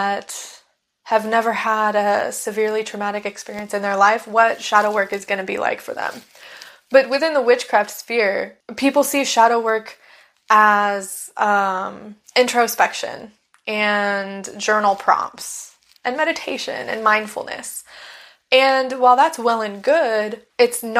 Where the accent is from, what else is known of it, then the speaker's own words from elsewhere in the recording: United States; I am a white American woman